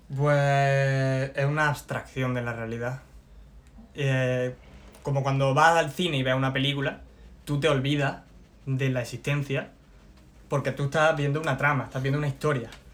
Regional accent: Loja, Andalusia, Spain; Vengo de Loja. Vengo de. de una, un barrio tranquilo.

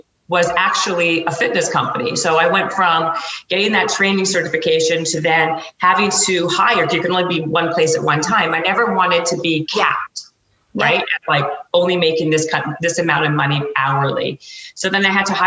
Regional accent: Canada; moved away as an adult; also born or lived in Toronto; now in Los Angeles, United States; I'm Canadian, and I was actually I was working in the marketing department at BMG in Toronto, and I got a job offer to come to Los Angeles

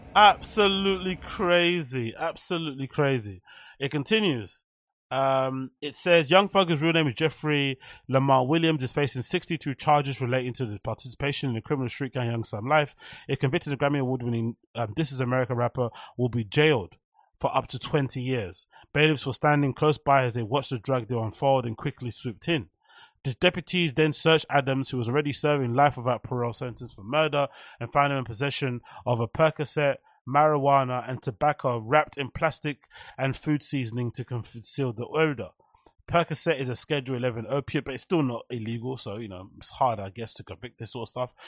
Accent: London, United Kingdom; growing up in Canning Town Custom House

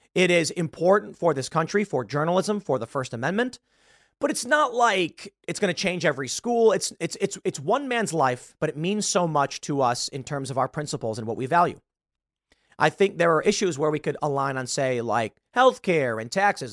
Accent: United States; I'm an American

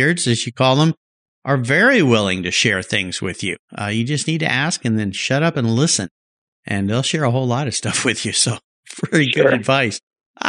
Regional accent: Southern California, United States; I grew up in Southern California.

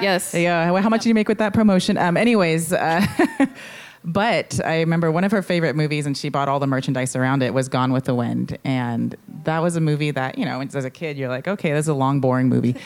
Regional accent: San Francisco, California, United States; growing up in San Francisco and, and in the Mission for a little bit

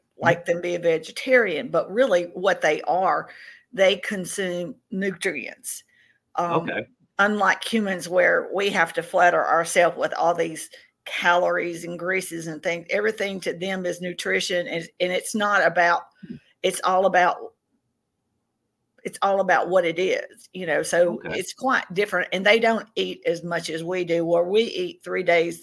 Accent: Tennessee, United States; now in Mississippi, United States; I'm from the South, and I grew up in Tennessee. I live in Mississippi now

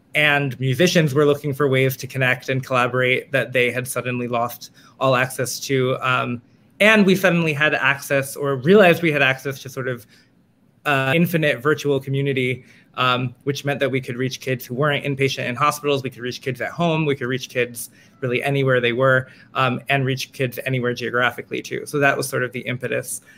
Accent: New York City, New York, United States; I am from Manhattan, uh, I, where I continue to live

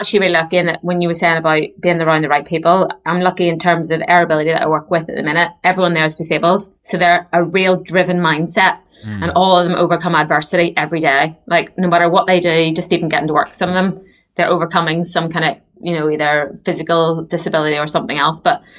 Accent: Basingstoke, South East England, United Kingdom; from Basingstoke.

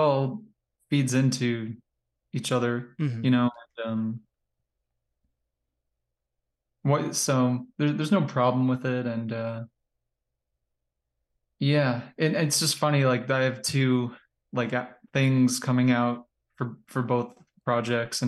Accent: Long Island, New York, United States; moved away as an adult; also born or lived in Ohio / California; now in Cleveland, United States; I was born and raised in Long Island

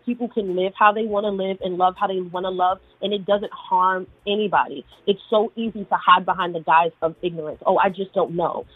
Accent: New York City, New York, United States; being a woman growing up in New York City with older grandparents

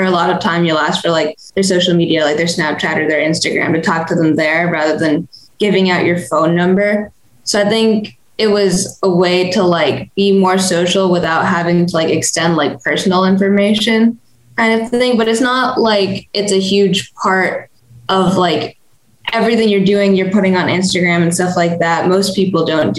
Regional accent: Annapolis, Maryland, United States; I'm from Annapolis, Maryland, and I'm 18

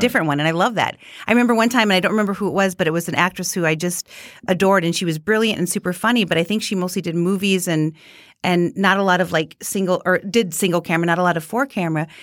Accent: Minnesota, United States; born or raised there; accent: Minnesota; moved away

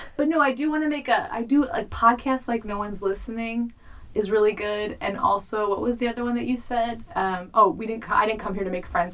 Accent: Chicago, Illinois, United States; I'm from Chicago.

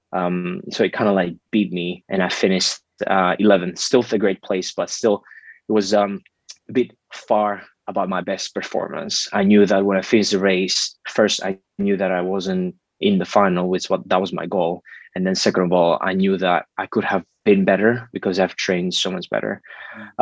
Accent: Greece; growing up in Greece, I grew up with in a great family

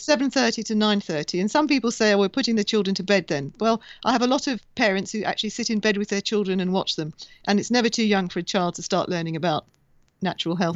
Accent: Bahrain; I was born in Bahrain in the Middle East

